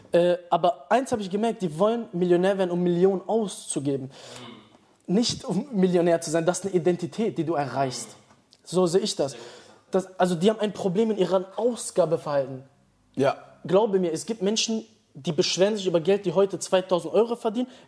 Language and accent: German; Dortmund, North Rhine-Westphalia, Germany; ich komme aus Dortmund, da gibt es viele Leute, die immer dieses schnell denken haben